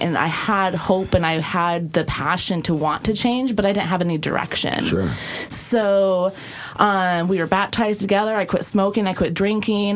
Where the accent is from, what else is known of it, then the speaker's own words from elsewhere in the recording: South Dakota, United States; moved away; also born or lived in Oregon; I grew up actually in South Dakota on a ranch of 160 acres